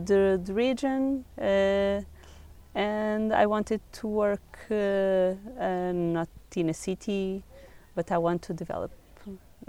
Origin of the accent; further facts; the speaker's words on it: Lisbon, Portugal; moved away as an adult; now in Côa Valley, Portugal; I'm from Lisbon. I was born in Lisbon, I studied in Lisbon